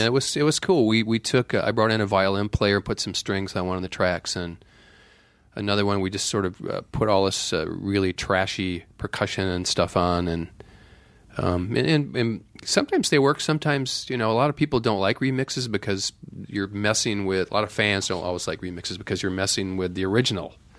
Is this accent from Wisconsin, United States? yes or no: yes; Viroqua, Wisconsin, United States; moved away; also born or lived in Madison, Wisconsin; growing up in Viroqua